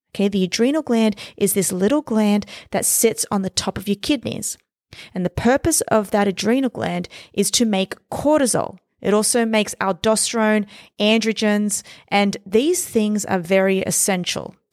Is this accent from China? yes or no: no; Australia; now in New York City, United States; I was born and raised in Australia. I moved to New York City.